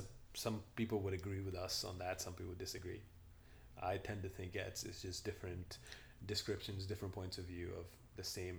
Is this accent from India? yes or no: yes; India; now in United States; Yeah, I grew up in India, man. You know, my pronunciations a lot of times are different from, you know, mainstream America.